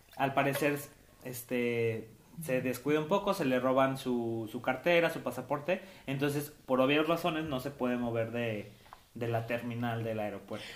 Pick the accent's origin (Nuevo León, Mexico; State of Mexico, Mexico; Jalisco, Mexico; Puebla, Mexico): Jalisco, Mexico; Tepatitlán; mi pueblo de Tepa